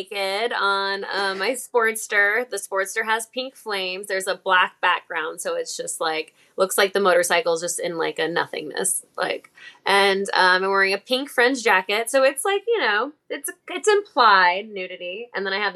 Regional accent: Illinois, United States; now in Los Angeles, United States; I'm from Illinois

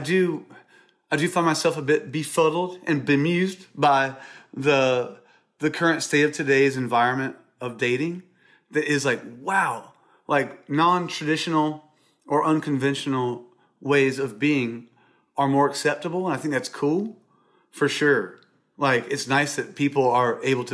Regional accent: Irmo, South Carolina, United States; I'm from Irmo

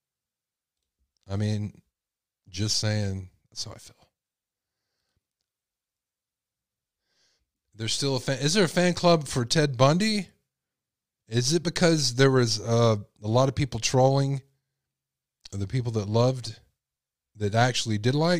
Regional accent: Texas, United States; I'm from Texas

